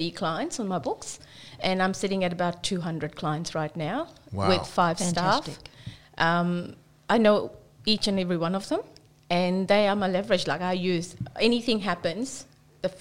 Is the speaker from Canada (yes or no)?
no; New Zealand; moved away as an adult; now in Australia; I'm from New Zealand